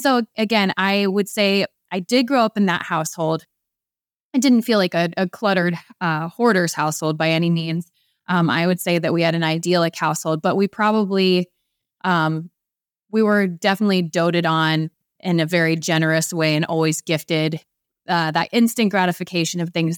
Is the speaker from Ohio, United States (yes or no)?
yes; Ohio, United States; We're also from Ohio.